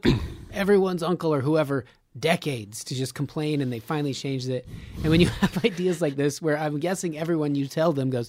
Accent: Reno, Nevada, United States; born or raised there

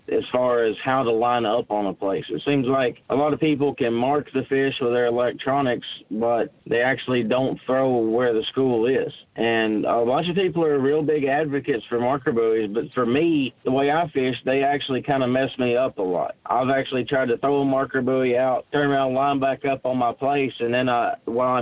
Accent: Lake Chickamauga, Tennessee, United States; I grew up on Lake Chickamauga. That's my home lake

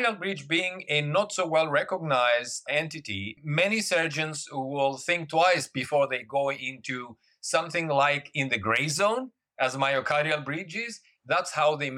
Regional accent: Greece; moved away as an adult; also born or lived in Germany / United States; now in Singapore; I left Greece when I was 18 years old. Born and raised in Greece

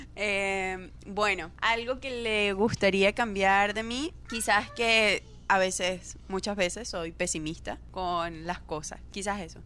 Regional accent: Venezuela; moved away as an adult; soy de Venezuela

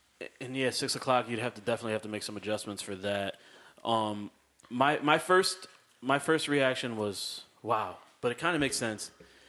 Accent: Waterbury, Connecticut, United States; moved away; I'm from Waterbury.

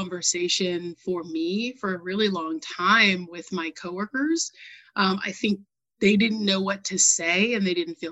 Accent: New England, United States; I grew up in New England, where I was a graduating class of 35

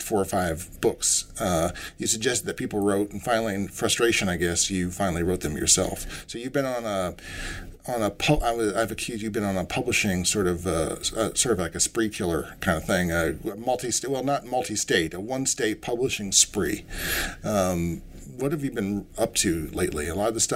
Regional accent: the North, United States; Yankees like myself

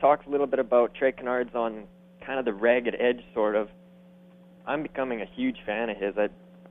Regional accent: Alberta, Canada; I'm from Alberta, actually

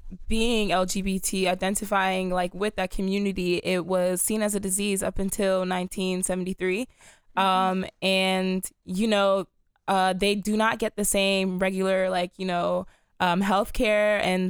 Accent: Silver Spring, Maryland, United States; I am from Silver Spring, Maryland.

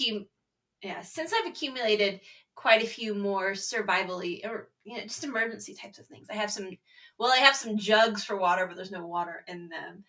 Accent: Texas, United States; I grew up in Texas, so we actually had tornado drills

